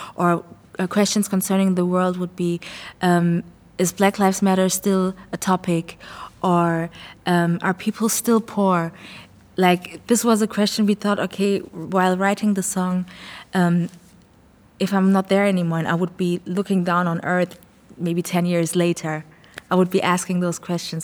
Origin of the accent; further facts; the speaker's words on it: Frankfurt, Hesse, Germany; also born or lived in Ghana; I grew up in Frankfurt, but I'm, I was born in Ghana.